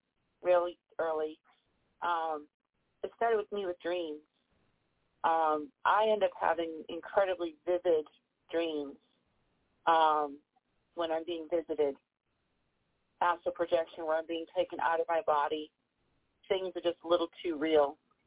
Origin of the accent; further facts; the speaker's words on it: Danvers, Massachusetts, United States; now in Virginia, United States; I grew up in Massachusetts in the old Salem Village area, so I am the teen Salem witch.